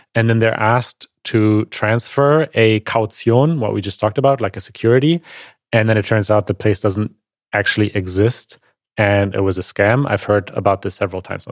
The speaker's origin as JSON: {"language": "English", "country": "Germany", "tie": "born or raised there", "said": "growing up in Germany"}